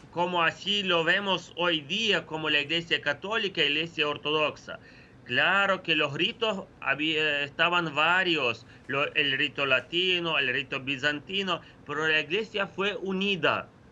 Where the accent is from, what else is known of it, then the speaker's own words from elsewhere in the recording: Ukraine; Spanish is a second language; yo soy ucraniano hablo en una, radio una televisión eh, de lengua española